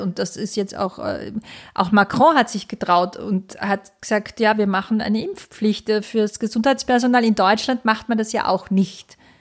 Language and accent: German; Austria; bei uns in Österreich